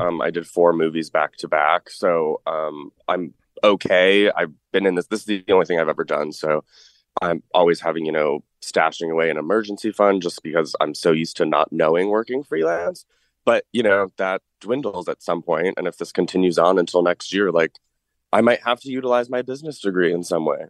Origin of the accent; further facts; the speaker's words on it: Manchester, Connecticut, United States; also born or lived in New York City; I'm born and raised in Manchester, Connecticut